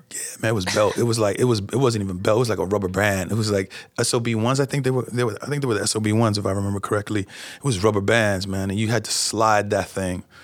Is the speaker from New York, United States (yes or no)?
yes; New York, United States; since I am from New York, but uh, who likes to sit in traffic?